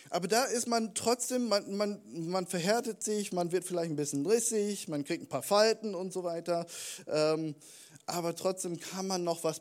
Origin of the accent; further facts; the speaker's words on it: United States; Warum bin ich Amerikaner? Warum hast du diesen Plan für mich in meinem Leben?